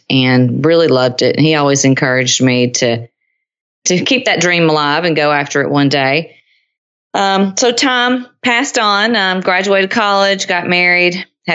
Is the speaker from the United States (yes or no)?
yes; Nashville, Tennessee, United States; moved away as an adult; now in Cincinnati, United States; Now I'm from Nashville originally, sort of. I mean, my dad was in the military, but most of my life was spent in Middle Tennessee.